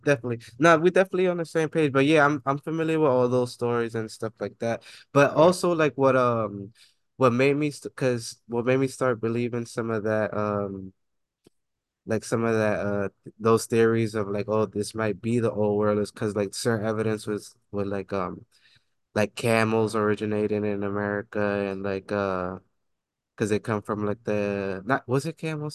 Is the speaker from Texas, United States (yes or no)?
no; New York City, New York, United States; growing up in the Bronx, like, and working downtown